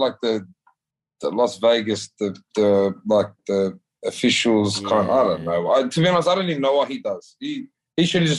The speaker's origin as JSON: {"language": "English", "region": "New South Wales", "country": "Australia", "said": "It's our Aboriginal colours, but I don't know what team it is because I'm from New South Wales."}